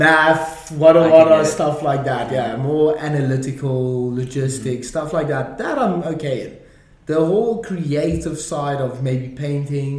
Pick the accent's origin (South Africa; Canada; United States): South Africa; I'm South African